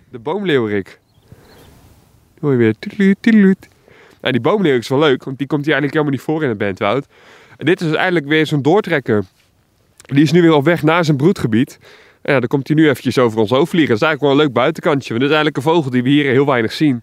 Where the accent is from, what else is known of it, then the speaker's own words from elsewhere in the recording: Alblasserwaard, South Holland, Netherlands; Ik kom zelf uit de Alblas Zwaard.